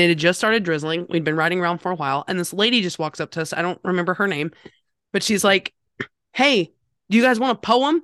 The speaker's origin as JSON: {"language": "English", "region": "North Carolina", "country": "United States", "said": "I am from North Carolina."}